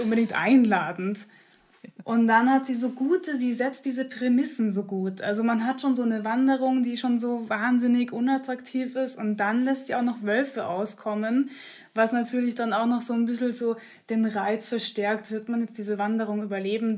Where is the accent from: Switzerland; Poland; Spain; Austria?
Austria; Upper Austria; also born or lived in Munich, Germany; ich bin ja wirklich am Landland in Oberösterreich aufgewachsen. Also ich bin erst in München geboren worden und als ich aber eingeschult wurde, kurz zuvor sind wir nach Österreich gezogen